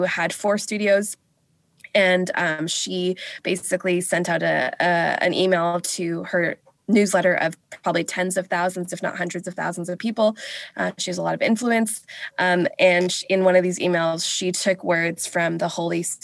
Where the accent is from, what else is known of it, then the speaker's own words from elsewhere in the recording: Vancouver, British Columbia, Canada; also born or lived in England; I was raised here on unceded, stolen, Coast Salish territory of the Musqueam, the Squamish, and the Tsleil-Waututh